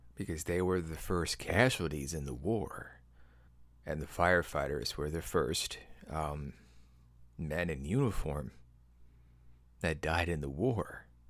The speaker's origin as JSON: {"language": "English", "region": "Midwest", "country": "United States", "said": "I'm from the Midwest."}